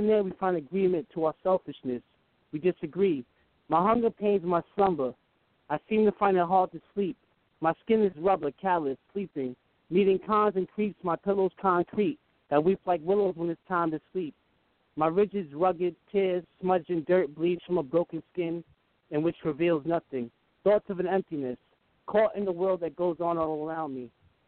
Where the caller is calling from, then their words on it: Greenwich, Connecticut, United States; I'm calling from Connecticut.